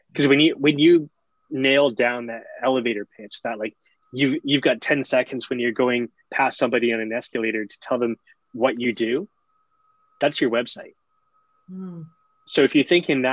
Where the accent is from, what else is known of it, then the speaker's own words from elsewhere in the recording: Barrington Passage, Nova Scotia, Canada; also born or lived in Yarmouth, Nova Scotia / Halifax, Nova Scotia; I grew up in Shelburne County around Barrington Passage area